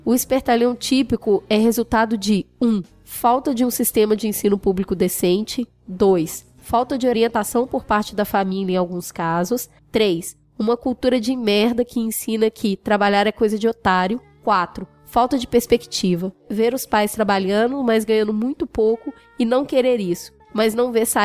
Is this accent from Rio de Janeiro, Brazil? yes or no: yes; Rio de Janeiro, Brazil; Vou tentar dar essa visão como carioca. O fenômeno arrastão é muito antigo no Rio de Janeiro